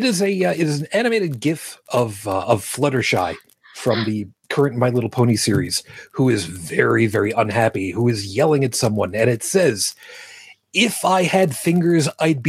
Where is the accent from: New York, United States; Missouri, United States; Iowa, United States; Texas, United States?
New York, United States; Brooklyn; It's my birthplace.